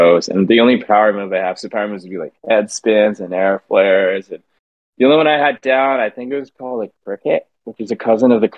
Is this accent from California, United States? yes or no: yes; San Diego, California, United States; Called Mira Mesa. It's right outside of Miramar, which is called Fighter Town